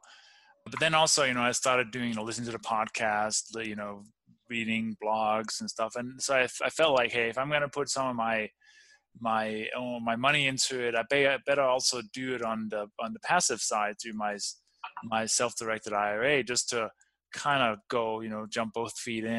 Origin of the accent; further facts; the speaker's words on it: Denmark; moved away; also born or lived in Copenhagen; I grew up in the farmland in the countryside